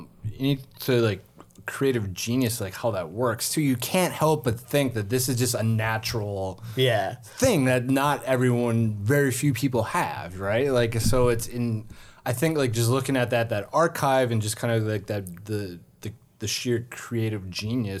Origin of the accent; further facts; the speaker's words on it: Minnesota, United States; moved away; I'm from Minnesota